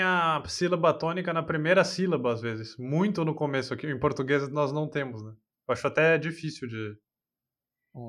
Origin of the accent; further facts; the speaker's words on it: São Paulo, Brazil; moved away; no Brasil eu sou de São Paulo